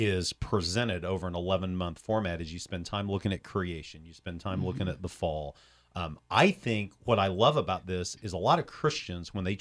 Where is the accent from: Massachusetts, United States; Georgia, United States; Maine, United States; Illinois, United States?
Illinois, United States; Champaign; Champaign-Urbana, that's my hometown.